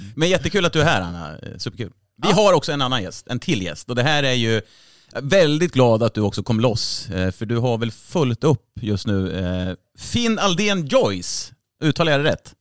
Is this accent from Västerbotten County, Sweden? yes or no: no; Örebro, Örebro County, Sweden; min hemstad. Örebro